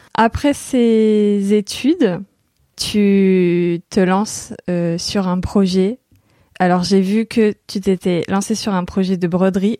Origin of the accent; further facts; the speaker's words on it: France; en tant que française